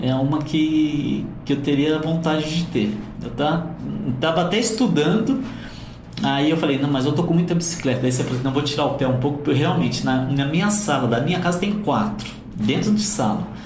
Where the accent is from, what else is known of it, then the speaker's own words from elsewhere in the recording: Guararema, São Paulo, Brazil; now in Guararema, Brazil; Eu nasci em Guararema. Depois morei um tempo em São Paulo. Aí há 10 anos eu resolvi que eu queria voltar para lá de qualquer jeito e voltei